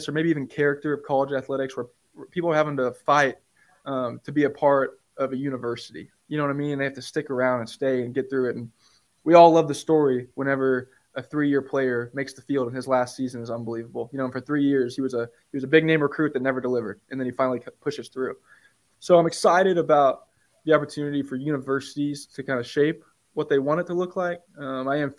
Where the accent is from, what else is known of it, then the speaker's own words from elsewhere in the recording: Oklahoma, United States; moved away; also born or lived in Manhattan, Kansas; I'm from Oklahoma, so Los Angeles is pretty different than Oklahoma or Manhattan, Kansas